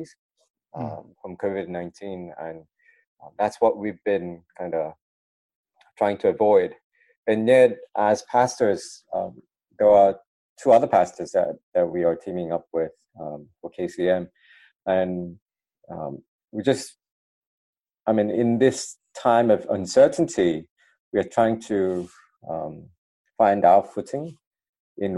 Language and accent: English; Sydney, New South Wales, Australia; moved away as an adult; also born or lived in United States; now in Melbourne, Australia; I grew up in Sydney.